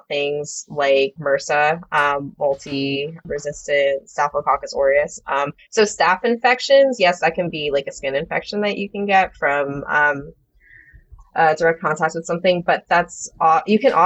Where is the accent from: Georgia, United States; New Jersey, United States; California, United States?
New Jersey, United States; moved away as an adult; also born or lived in Nashville; I left my home state of New Jersey